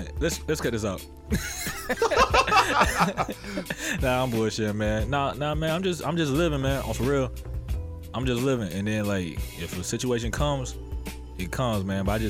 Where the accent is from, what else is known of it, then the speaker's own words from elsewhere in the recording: Hinesville, Georgia, United States; moved away; I'm from Georgia, Hinesville, Georgia